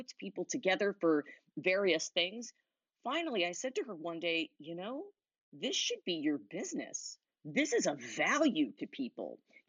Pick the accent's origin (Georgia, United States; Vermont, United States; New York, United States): New York, United States; Huntington; moved away; I'm from Huntington originally